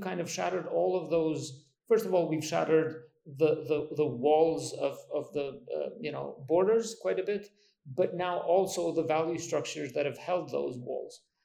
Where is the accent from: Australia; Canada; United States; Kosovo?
Kosovo; I come from Kosovo